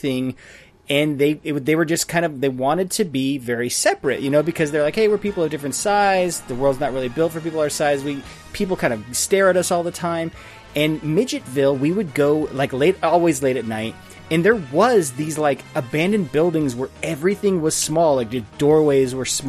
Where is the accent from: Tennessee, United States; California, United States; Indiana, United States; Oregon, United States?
California, United States; Riverside; In Riverside, California.